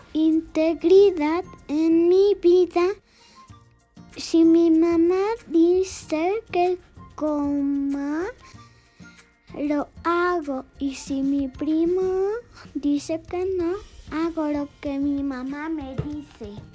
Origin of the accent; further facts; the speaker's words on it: Argentina; Chubut y soy argentina